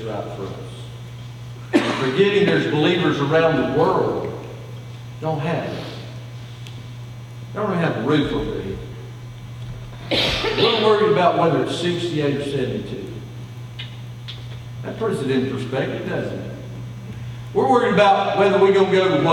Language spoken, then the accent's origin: English; United States; born and raised in the United States of America